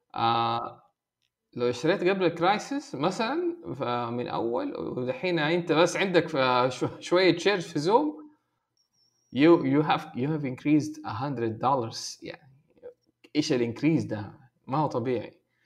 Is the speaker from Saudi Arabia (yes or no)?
yes; Saudi Arabia; هنا عندنا في السعوديه